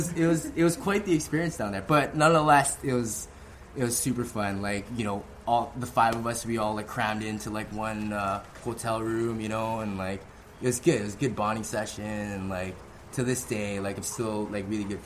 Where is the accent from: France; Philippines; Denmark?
Philippines; I didn't really want to sort of use that as a gimmick, like, oh, I'm this Filipino guy, you know, like